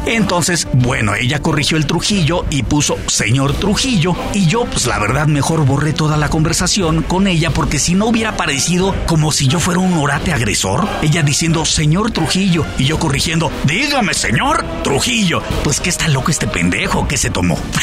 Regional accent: Mexico

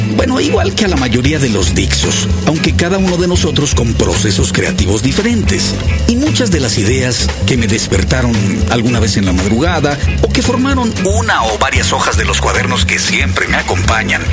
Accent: Mexico

